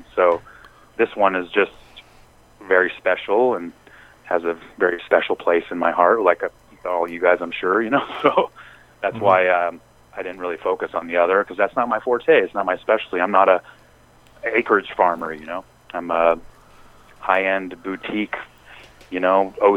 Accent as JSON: {"language": "English", "town": "Eugene", "region": "Oregon", "country": "United States", "tie": "born or raised there", "said": "I'm in Eugene. I've been here for, you know, it's been my hometown for 25 years or so now"}